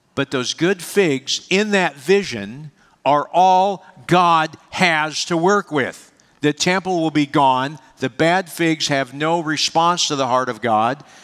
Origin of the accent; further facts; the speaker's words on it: United States; also born or lived in Pennsylvania; I love being an American.